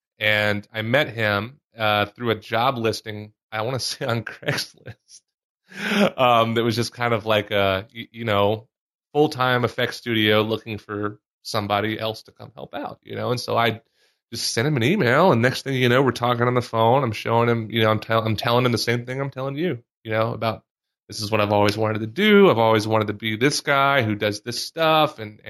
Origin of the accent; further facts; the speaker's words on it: Mississippi, United States; moved away as an adult; growing up in Mississippi